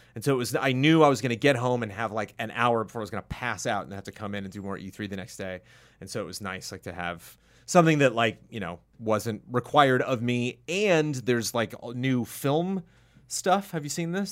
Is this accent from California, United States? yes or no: yes; California, United States; as a Californian